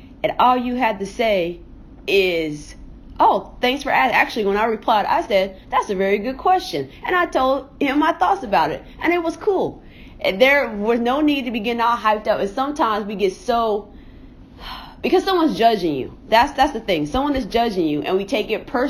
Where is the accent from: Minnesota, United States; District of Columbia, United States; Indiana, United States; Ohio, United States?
Indiana, United States; Indianapolis; I'm from Indianapolis